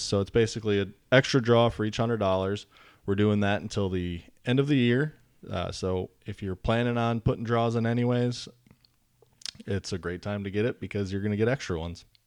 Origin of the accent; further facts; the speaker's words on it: Wisconsin, United States; moved away as an adult; now in North Carolina, United States; born and raised in Wisconsin, um, moved to North Carolina after high school